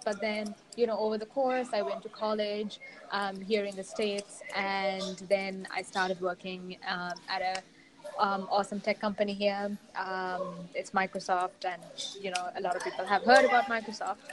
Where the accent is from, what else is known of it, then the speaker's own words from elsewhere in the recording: Sri Lanka; I was born and raised in Sri Lanka